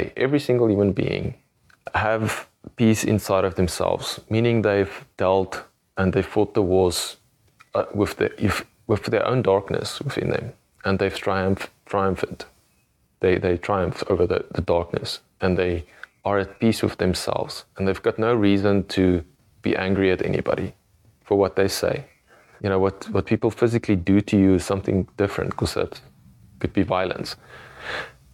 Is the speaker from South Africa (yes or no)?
yes; South Africa; I come from South Africa